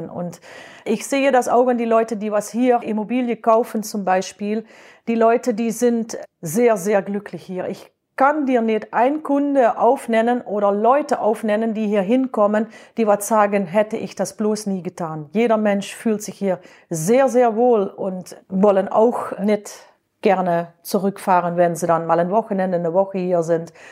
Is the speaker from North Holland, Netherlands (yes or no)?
no; Limburg, Netherlands; German is a second language; now in Germany; Ja, also ich komme aus dem Süden vom Land, aus Limburg und wir sprechen natürlich sehr viel platt.